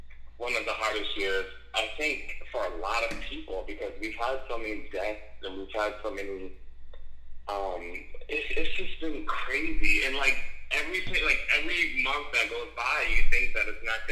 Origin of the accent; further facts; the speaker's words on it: Boston, Massachusetts, United States; also born or lived in Washington, District of Columbia, United States; I'm actually from Boston